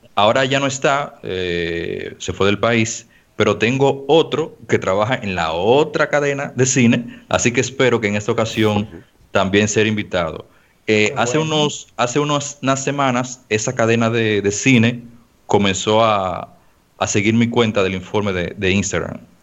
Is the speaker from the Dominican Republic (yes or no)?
yes; Dominican Republic; acá en mi país